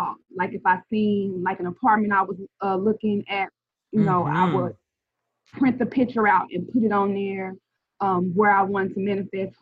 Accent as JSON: {"language": "English", "town": "Kansas City", "region": "Missouri", "country": "United States", "also_born_or_lived": "St. Louis, Missouri", "moved": "yes", "said": "I'm originally from Kansas City, and I had lived in St. Louis for like 20 years"}